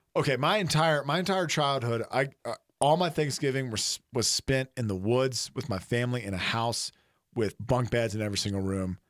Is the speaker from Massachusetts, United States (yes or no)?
no; Mobile, Alabama, United States; I didn't grow up in the woods. I grew up in Mobile